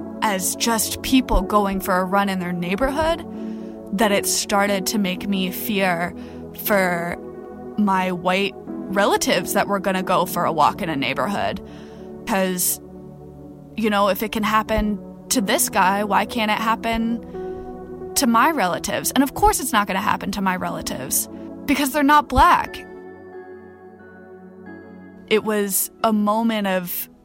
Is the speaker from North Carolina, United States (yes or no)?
yes; North Carolina, United States; moved away as an adult; now in Montreal, Canada; I am a white woman from North Carolina.